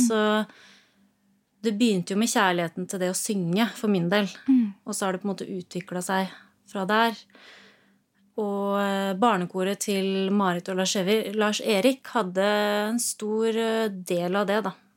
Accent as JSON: {"language": "Norwegian", "town": "Rollag", "region": "Buskerud", "country": "Norway", "tie": "born or raised there", "said": "Jeg er fra Rollag. En gård der."}